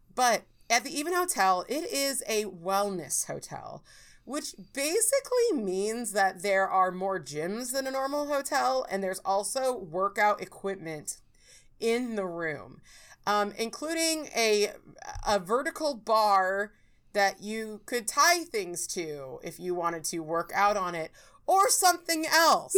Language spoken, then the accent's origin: English; California, United States; I'm like from California